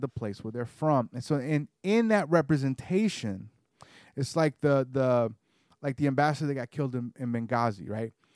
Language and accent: English; the South, United States; I grew up in the South, so I have a more of a genteel manner.